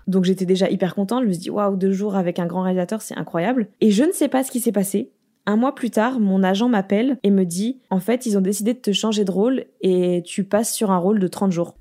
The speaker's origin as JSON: {"language": "French", "country": "France", "tie": "born or raised there", "moved": "as an adult", "lives_now": "Los Angeles, United States", "said": "je suis née en France, j'habite aux États-Unis"}